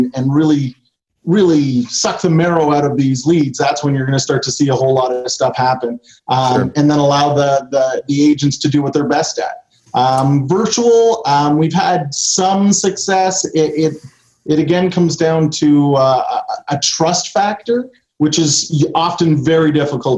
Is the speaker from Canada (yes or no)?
yes; Canada; I'm Canadian